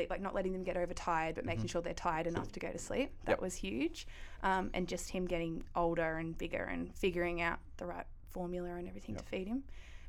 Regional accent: Ballarat, Victoria, Australia; Yep, Ballarat. Yeah, I was raised by two really young parents.

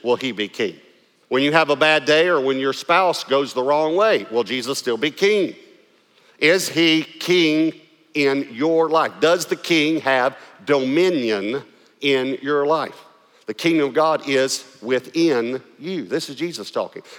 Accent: East Texas, United States; accent: East Texas; I had to try to lose my East Texas accent

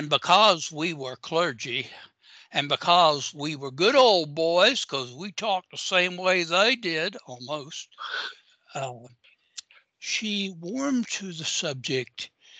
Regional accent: Augusta, Georgia, United States; moved away; nothing other than the famous golf tournament ever happens in my hometown

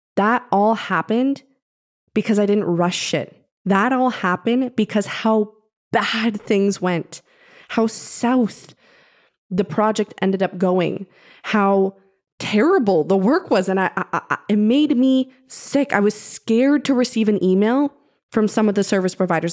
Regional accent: Canada; I'm Canadian

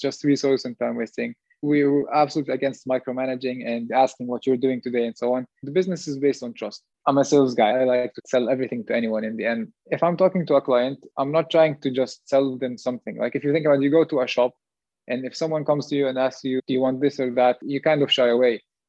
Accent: Jordan; now in Switzerland; We're both from Jordan

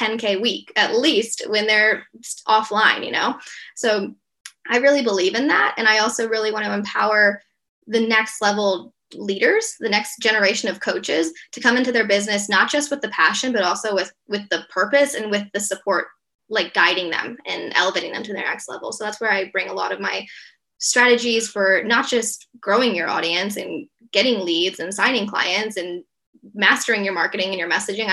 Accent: Atlanta, Georgia, United States; moved away as an adult; now in Perth, Australia; I'm originally from Atlanta, Georgia in the US. I've lived in Australia since 2 days before the border shut when COVID came in March 2020

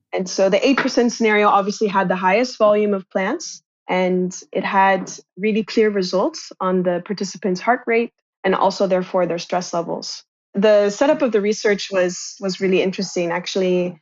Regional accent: Kansas, United States; moved away as an adult; also born or lived in Shanghai; I'm originally from a suburban town in the United States, I'm from Kansas

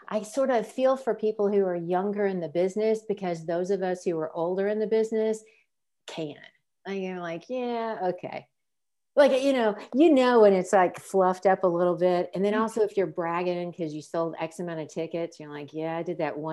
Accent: Memphis, Tennessee, United States; moved away as an adult; now in Nashville, United States; I grew up in Memphis in the 60s and 70s

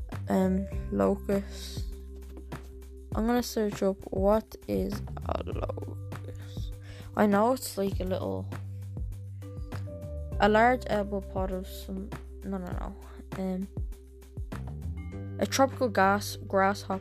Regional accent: Ireland; I'm Irish

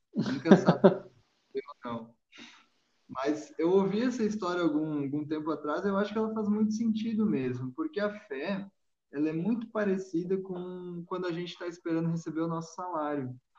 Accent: Rio Grande do Sul, Brazil; sou gaúcho

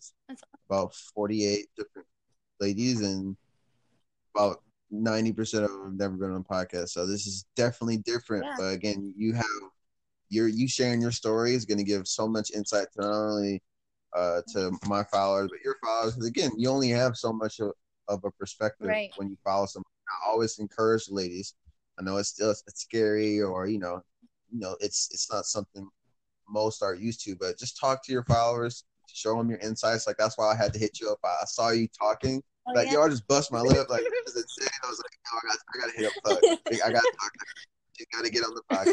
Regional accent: Detroit, Michigan, United States; born or raised there; also born or lived in Clinton Township, Michigan

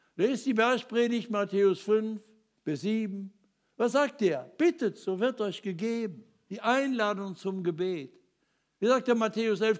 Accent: Ruhr area, North Rhine-Westphalia, Germany; ich bin ja in Trümmern aufgewachsen. Im Ruhrgebiet, Krieg geboren

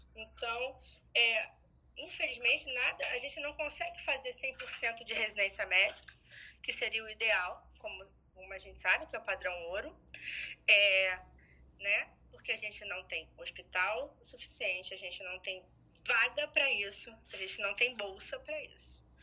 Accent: Rio de Janeiro, Brazil; eu sou carioca da gema

